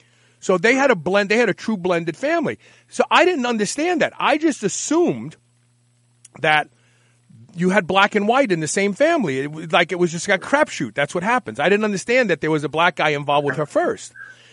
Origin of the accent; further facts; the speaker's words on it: New York City, New York, United States; growing up in Brooklyn